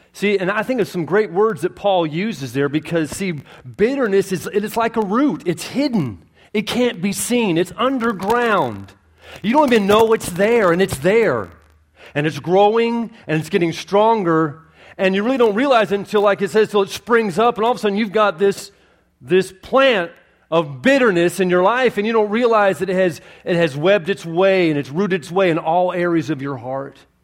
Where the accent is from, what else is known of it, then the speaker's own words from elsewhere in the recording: Florida, United States; accent: not Southern; I'm from Florida